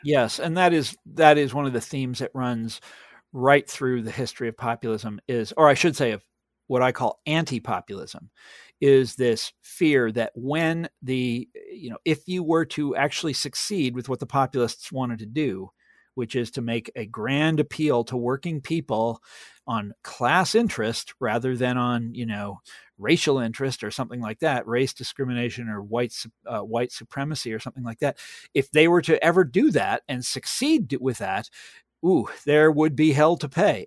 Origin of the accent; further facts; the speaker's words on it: Kansas, United States; I'm from Kansas. Uh, I'm sitting in Kansas right now as I'm speaking to you